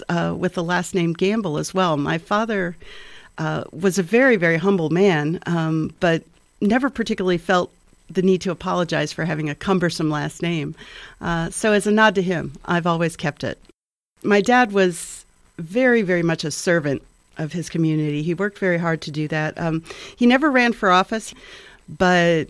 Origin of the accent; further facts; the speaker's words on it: Merrillville, Indiana, United States; moved away as an adult; also born or lived in Massachusetts; now in Bloomington, United States; I grew up in Merrillville, Indiana, which was actually Gary when I was born.